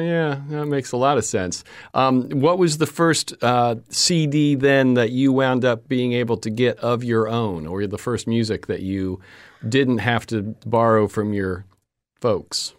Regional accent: Florida, United States; I grew up in Florida

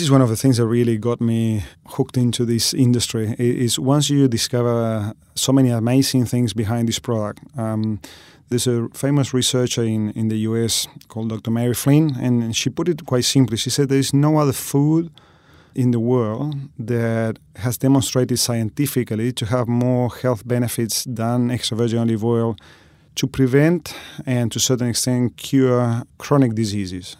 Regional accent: Argentina; moved away as an adult; now in Australia; I'm originally from Argentina

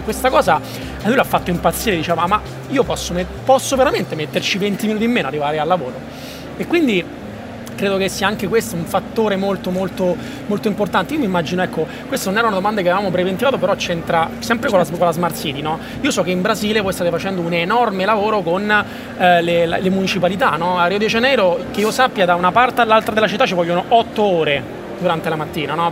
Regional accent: Rome, Lazio, Italy; io vengo da Roma

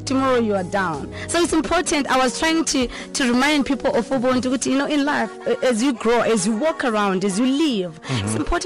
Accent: Zimbabwe; now in South Africa; I was born and raised in Zimbabwe. My mother is Zimbabwe, my father is South African. We were born and raised there.

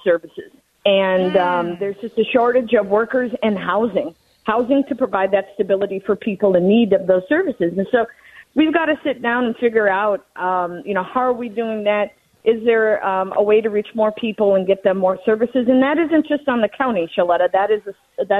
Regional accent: Cottage Grove, Minnesota, United States; also born or lived in Newport, Minnesota; 43 years old, born and baptized in Newport, a year old. My parents moved to Cottage Grove. They're still in that house, graduated from Park. I mean, so it's my hometown

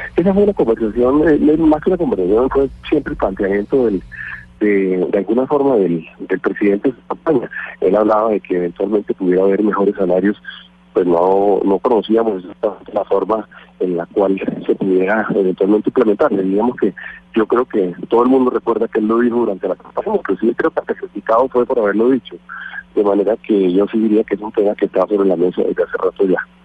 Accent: Colombia; nosotros de implementar como colombianos

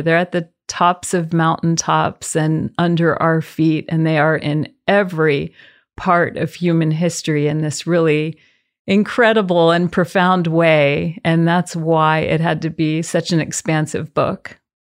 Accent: the South, United States; We are from the South

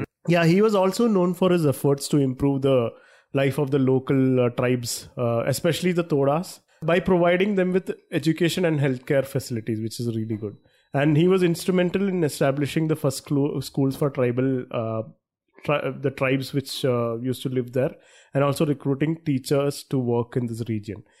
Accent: Thrissur, Kerala, India; we are from Trishur

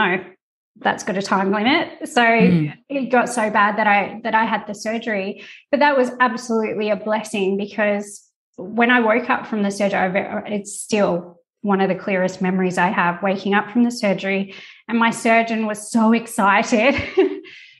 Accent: Tasmania, Australia; moved away as an adult; now in Italy; I'm from Tasmania, so all my family is still back in Tassie

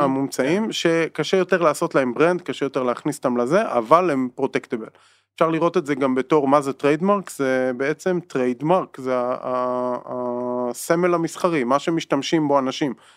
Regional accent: Israel; בתור ישראלים

